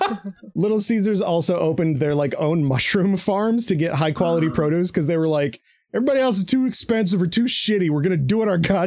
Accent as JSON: {"language": "English", "region": "Michigan", "country": "United States", "said": "I'm from Michigan."}